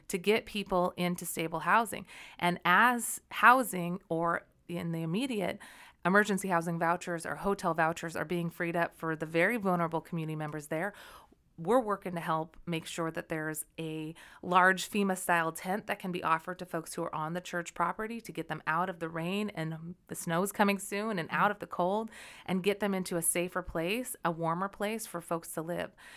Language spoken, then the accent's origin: English; Olympia, Washington, United States; also born or lived in Denver; I grew up actually in the South end of Puget Sound in Olympia